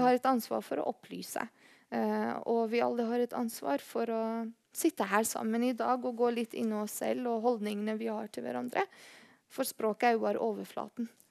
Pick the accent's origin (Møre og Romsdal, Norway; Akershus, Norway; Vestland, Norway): Vestland, Norway; Bergen; Hvis noen spør meg hvor kommer du fra, eh, så sier jeg Bergen